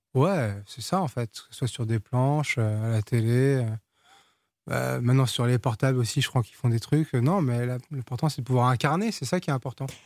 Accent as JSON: {"language": "French", "country": "France", "tie": "born or raised there", "also_born_or_lived": "Portugal", "first_language": "Portuguese", "second_language": "French", "said": "nous on a quitté le Portugal, j'avais trois ans, moi je parlais pas français, je, je suis né en France, mais mes premiers mots c'était en portugais"}